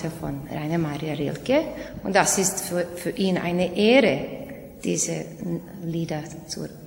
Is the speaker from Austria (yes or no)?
no; Novi Sad, Vojvodina, Serbia; ich komme aus Novi Sad.